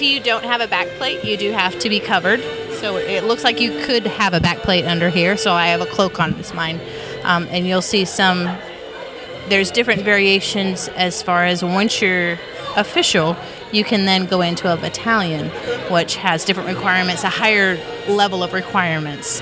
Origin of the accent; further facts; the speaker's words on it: Montana, United States; moved away; I'm originally from Montana